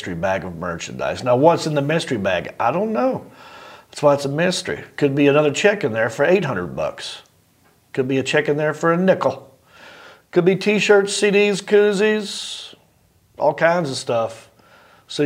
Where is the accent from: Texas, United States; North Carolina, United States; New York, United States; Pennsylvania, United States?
North Carolina, United States; I'm from North Carolina